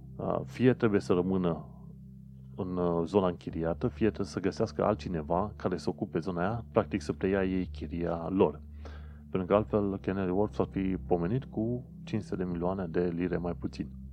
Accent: Romania; now in London, United Kingdom

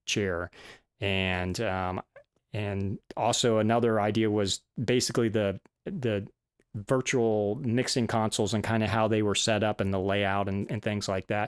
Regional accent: Florida, United States; also born or lived in Boston / Georgia; ended up back in Florida for a little while. That's my home. I'm from Florida

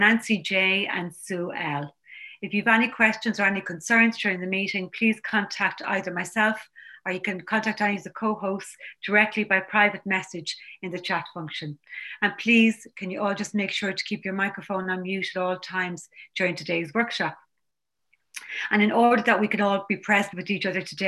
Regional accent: County Dublin, Leinster, Ireland; I'm from County Dublin in Ireland.

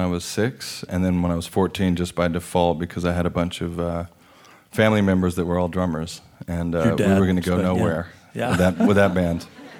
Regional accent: Austin, Texas, United States; I do have, a lot of memories. Actually, not all that are good for children to hang out in, but they're definitely colorful moments until I was about 5 or 6.

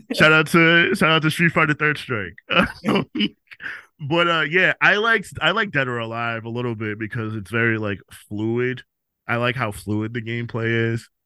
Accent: New York City, New York, United States; I was born in the Bronx and I'm from the Bronx

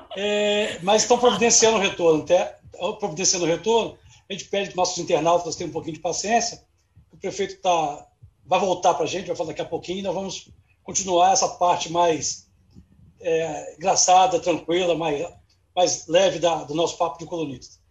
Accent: Vila Velha, Espírito Santo, Brazil; eu também sou de Vila Velha

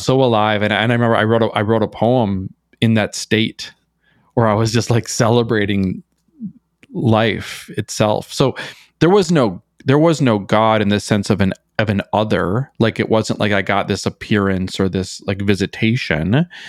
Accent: Minnesota, United States; moved away as an adult; also born or lived in New York City; growing up in Minnesota, especially in a small town

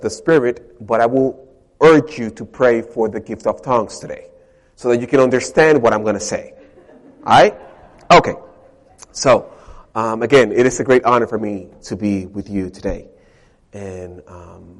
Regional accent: Dominican Republic; English is a second language; moved away as an adult; now in United States; I'm not American. I am from the Dominican Republic.

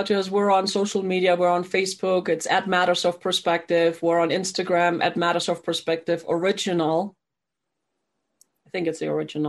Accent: Germany; now in United States; I was actually born and raised in Germany.

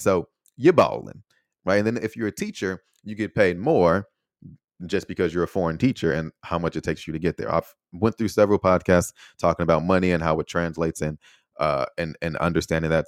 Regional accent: United States; first language English; moved away as an adult; also born or lived in Taiwan / Austin; being an American

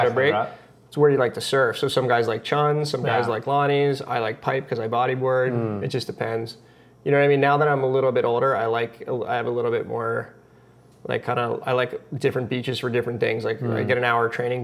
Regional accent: New Jersey, United States; moved away as an adult; now in Hawaii, United States; I've been here almost as long as I lived in my home state of New Jersey.

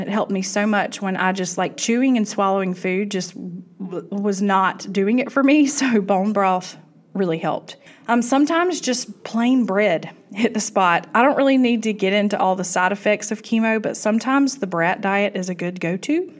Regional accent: South Georgia, United States; I am from South Georgia

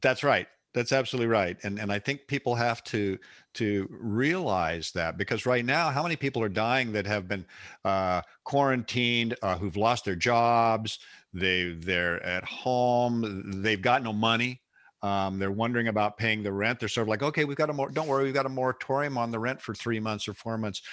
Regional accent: West Coast, United States; I grew up out here on the West Coast

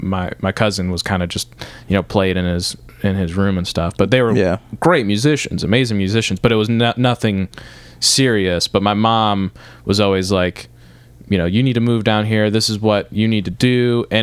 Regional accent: Rochester, Michigan, United States; now in Nashville, United States; To the people who don't know, I live in Detroit.

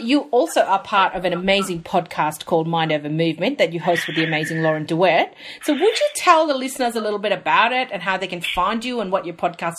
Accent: India; I'm Indian. It runs in the blood. It's in the DNA.

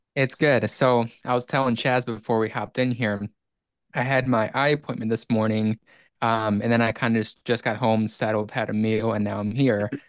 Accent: Iceland; moved away; it's been about seventeen years since I lived there

